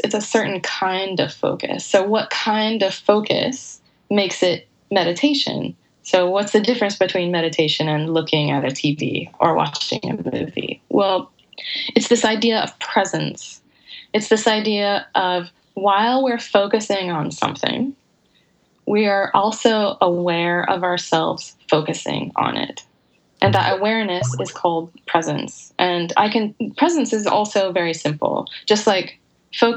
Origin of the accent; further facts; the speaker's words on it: United States; being an American